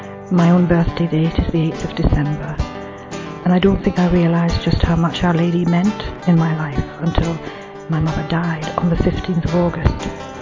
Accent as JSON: {"language": "English", "region": "England", "country": "United Kingdom", "said": "I'm from England."}